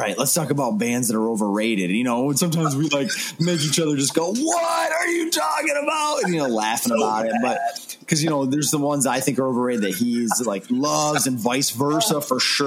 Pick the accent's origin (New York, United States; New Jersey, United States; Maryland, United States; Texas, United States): New York, United States; northern; I was already working there because it's my hometown.